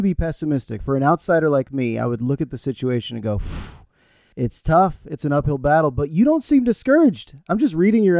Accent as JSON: {"language": "English", "town": "Santa Fe", "region": "New Mexico", "country": "United States", "tie": "born or raised there", "said": "I grew up here in Santa Fe."}